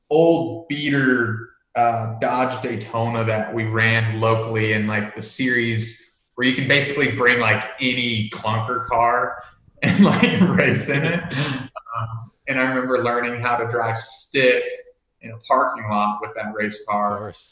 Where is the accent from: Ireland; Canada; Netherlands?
Netherlands; moved away; also born or lived in United States; um, but yeah, so I, I was born in the States and we moved over when I was really young.